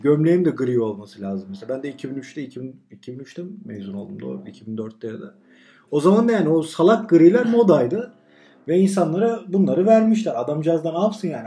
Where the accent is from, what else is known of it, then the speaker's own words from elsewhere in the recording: Turkey; ben Türk'üm